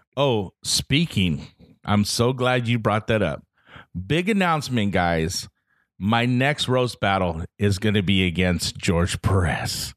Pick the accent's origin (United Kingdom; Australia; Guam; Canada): Guam; moved away; I'm from Guam, I'm from this small little island in the middle of nowhere